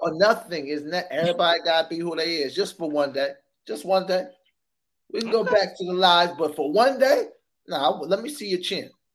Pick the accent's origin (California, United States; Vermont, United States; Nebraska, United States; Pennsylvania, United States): California, United States; Sacramento; also born or lived in San Francisco; I was born in San Francisco, grew up in Sacramento